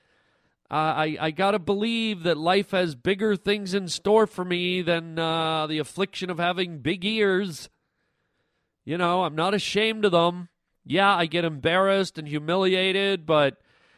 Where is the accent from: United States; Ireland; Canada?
Canada; I was born in Canada